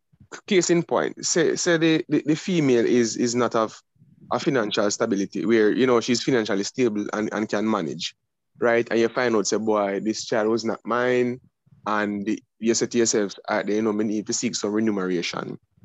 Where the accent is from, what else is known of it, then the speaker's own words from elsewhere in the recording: Jamaica; we as Jamaican men